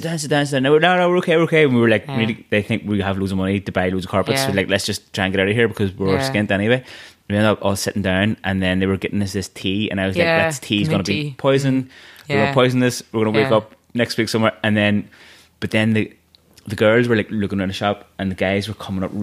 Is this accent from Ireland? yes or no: yes; Ireland